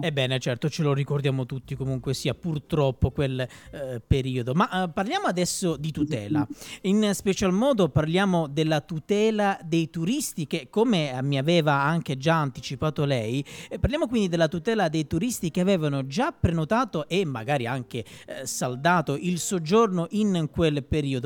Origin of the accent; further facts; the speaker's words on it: Calabria, Italy; del mio sud, io sono calabrese